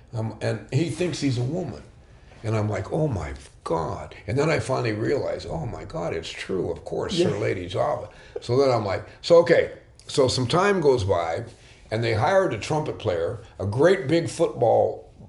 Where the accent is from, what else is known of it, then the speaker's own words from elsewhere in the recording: Sacramento, California, United States; also born or lived in Concord, California; I was born in Sacramento, and I stayed there on and off. I did all that traveling with my father as a child. And after high school, I actually finished my high school in Concord, California.